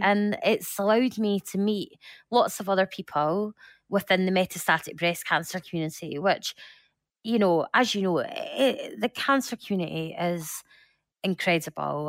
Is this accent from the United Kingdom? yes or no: yes; Scotland, United Kingdom; I'm Scottish